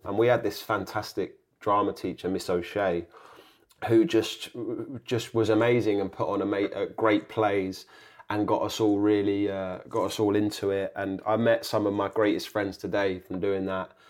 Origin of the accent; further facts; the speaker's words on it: Kingston upon Thames, London, United Kingdom; a kind of comedy drama set in my hometown, set in, set in Kingston